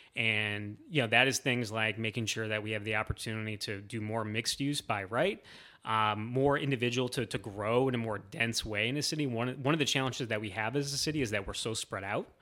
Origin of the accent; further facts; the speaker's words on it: Northwest Ohio, United States; moved away as an adult; now in Columbus, United States; I grew up in Northwest Ohio.